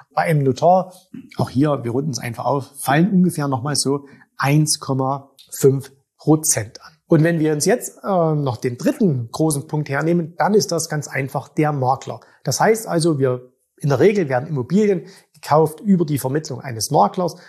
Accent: Zwickau, Saxony, Germany; in meiner Heimatstadt vorhanden sind. In Zwickau

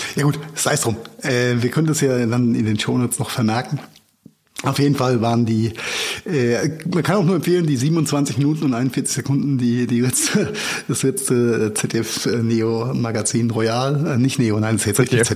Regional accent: Mainz, Rhineland-Palatinate, Germany; meine Heimatstadt Mainz

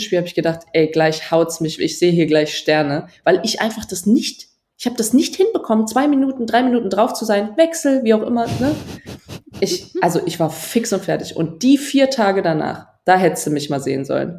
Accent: Trier, Rhineland-Palatinate, Germany; in Trier, wo ich aufgewachsen bin

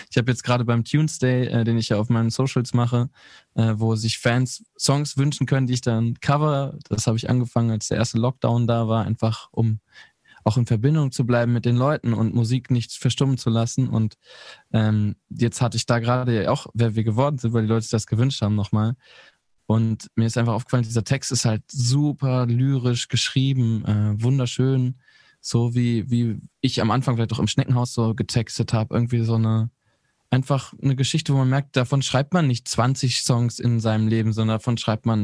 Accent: North Rhine-Westphalia, Germany; ich komme ja aus Ostwestfalen.

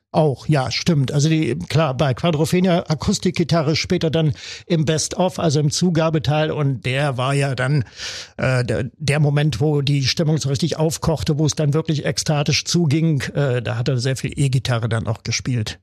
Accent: Wernigerode, Saxony-Anhalt, Germany; in meiner Heimatstadt Wernigerode im Harz

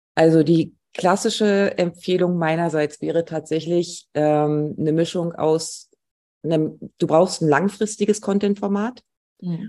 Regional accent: Mecklenburg-Vorpommern, Germany; ich bin in Mecklenburg gerade und möchte eigentlich auch nicht hier weg. Ich fühle mich wohl in meiner Heimat.

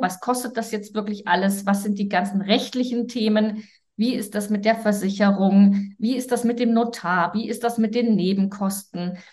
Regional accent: Germany; als Deutsche

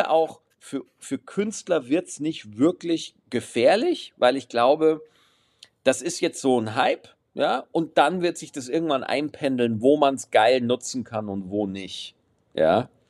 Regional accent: Aschaffenburg, Bavaria, Germany; Ich bin aus Aschaffenburg, das hatte ich auch noch diese Woche, bin ich zurückgefahren

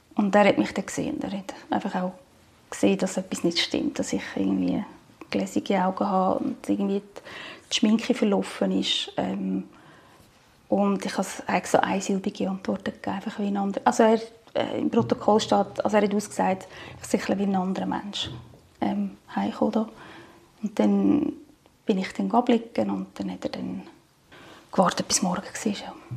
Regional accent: Zug, Switzerland; ich bin aus Zug

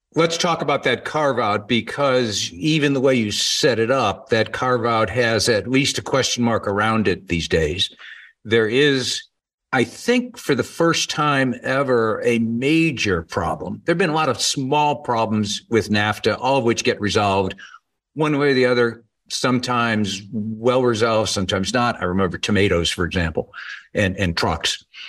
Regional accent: United States; as an American

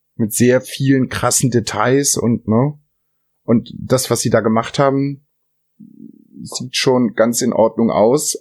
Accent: Germany; bei uns in Deutschland

